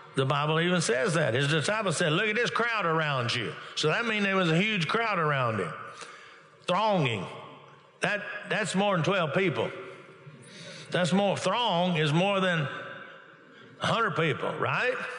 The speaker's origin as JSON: {"language": "English", "region": "Texas", "country": "United States", "tie": "born or raised there", "moved": "yes", "lives_now": "Oklahoma, United States", "said": "I'm originally born and raised in Texas"}